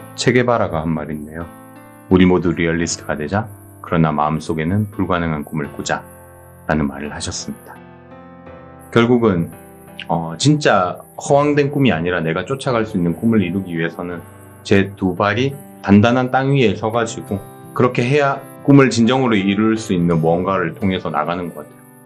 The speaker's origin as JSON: {"language": "Korean", "region": "South Gyeongsang", "country": "South Korea", "tie": "born or raised there", "moved": "yes", "said": "저는 고향이 경남 쪽이다 보니까"}